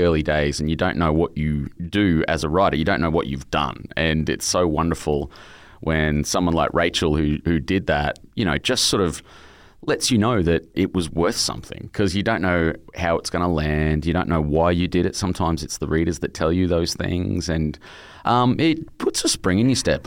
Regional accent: Brisbane, Queensland, Australia; my childhood where my mum had fallen in love with this heroin dealer out in my hometown, Brisbane

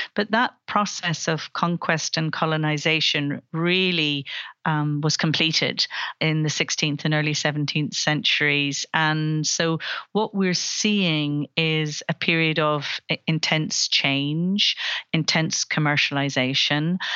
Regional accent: Belfast, Northern Ireland, United Kingdom; I grew up in Belfast

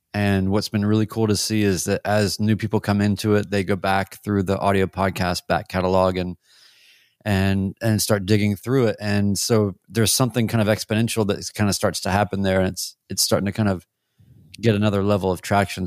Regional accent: Winston-Salem, North Carolina, United States; now in Nashville, United States; I went back home to Winston-Salem, North Carolina, my hometown, uh, here from Nashville

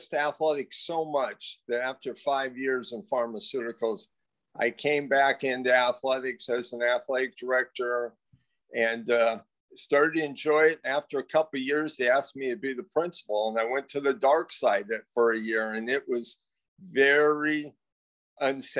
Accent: Pico Rivera, California, United States; I grew up in Pico Rivera, California, about 20 minutes outside of Los Angeles

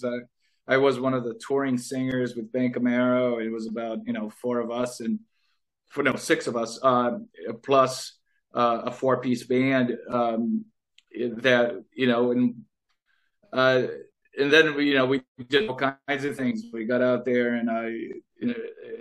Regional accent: California, United States; I grew up in California

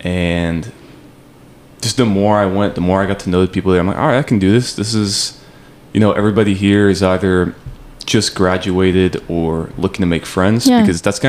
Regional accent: Las Vegas, Nevada, United States; also born or lived in Flagstaff, Arizona; even though I'm from Vegas

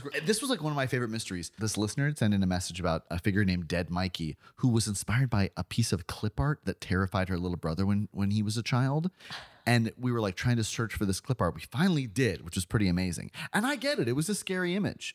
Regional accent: Florida, United States; I'm from Florida

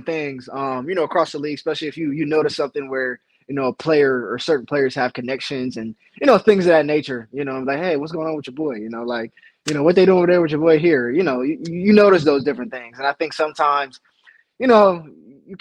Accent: Cleveland, Ohio, United States; moved away; I came home or came back, you know, to my hometown

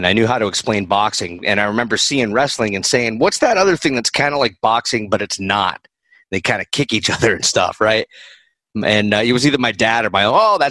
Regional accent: Rhode Island, United States; growing up in Rhode Island

